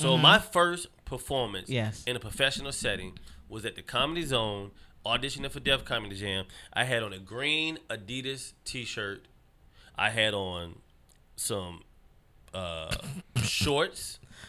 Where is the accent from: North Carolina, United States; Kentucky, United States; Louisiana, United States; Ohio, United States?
North Carolina, United States; I was born in North Carolina